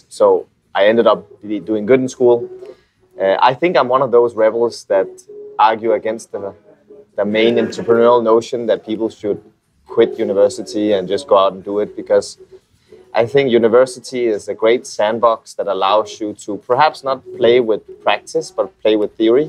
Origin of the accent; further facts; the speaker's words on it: Copenhagen, Capital Region of Denmark, Denmark; moved away as an adult; now in Philippines; I'm from Copenhagen, Denmark